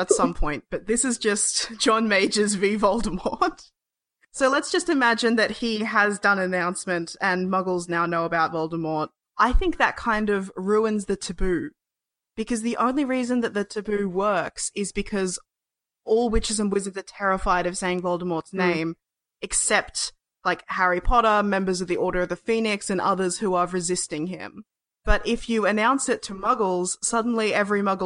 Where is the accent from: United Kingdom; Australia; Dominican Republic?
Australia; as an Australian